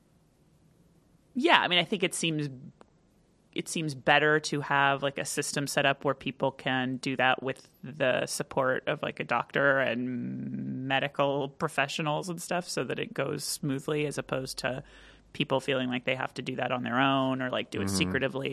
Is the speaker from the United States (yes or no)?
yes; California, United States; also born or lived in Park Rapids, Minnesota; I grew up in California